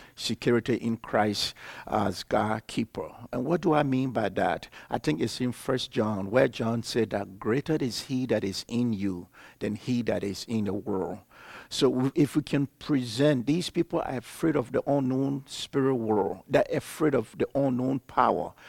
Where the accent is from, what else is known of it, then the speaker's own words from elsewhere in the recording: Liberia; I'm from Liberia, West Africa.